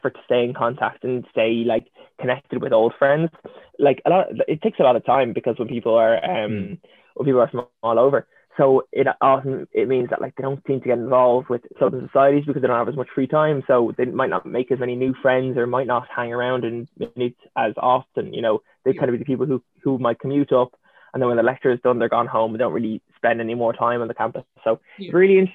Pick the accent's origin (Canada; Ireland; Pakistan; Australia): Ireland; Dublin, Leinster; I'm from Dublin